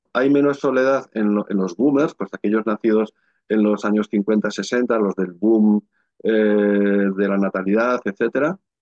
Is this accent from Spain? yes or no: yes; Navarre, Spain; el valle donde está mi pueblo, en Navarra